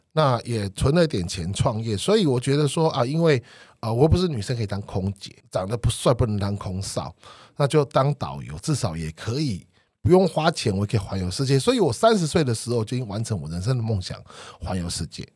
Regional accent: Penghu County, Taiwan; 我的家乡澎湖

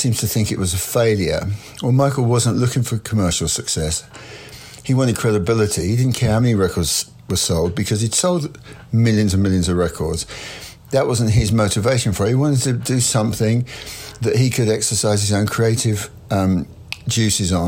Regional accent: England, United Kingdom; being English

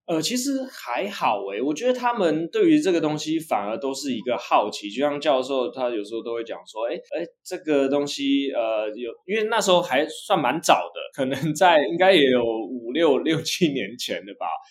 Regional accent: Hsinchu, Taiwan; 我是来自新竹的

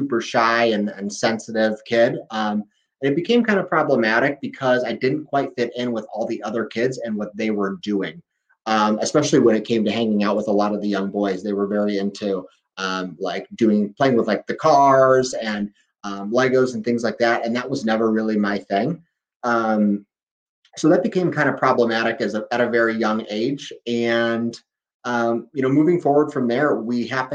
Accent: Valparaiso, Indiana, United States; I'm from Valparaiso, Indiana, which is right up in the northwest corner, right near Chicago

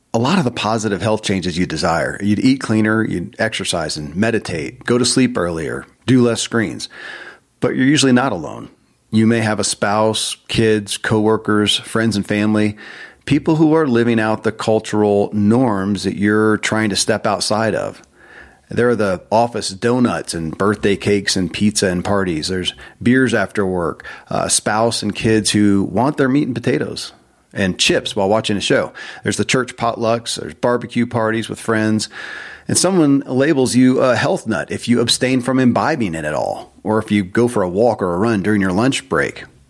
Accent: Kentucky, United States; born or raised there

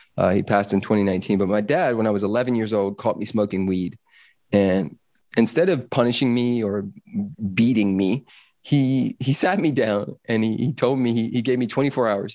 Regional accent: Los Angeles, California, United States; I grew up in Los Angeles

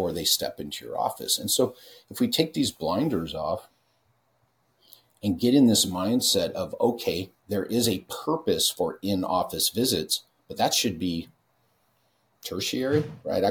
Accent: California, United States; I'm from California.

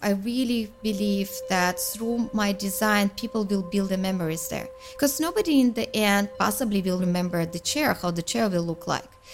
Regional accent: Karaganda, Karaganda Region, Kazakhstan; now in Canada; I'm from Kazakhstan, uh, from the city Karaganda, very family-oriented culture

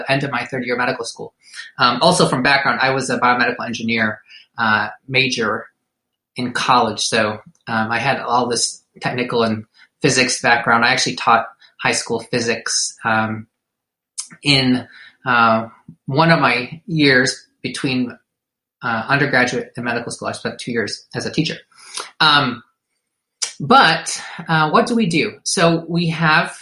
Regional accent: Detroit, Michigan, United States; also born or lived in Durham, North Carolina; I was born in Detroit, Michigan, raised by Filipino immigrants, went to college away at Duke, went back for medical school at Wayne State

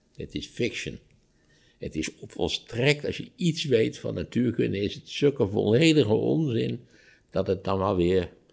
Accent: Netherlands; als Nederlanders

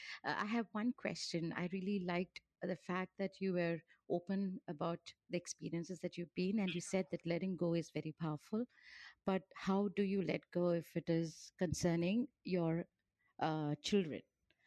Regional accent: India; I'm from India.

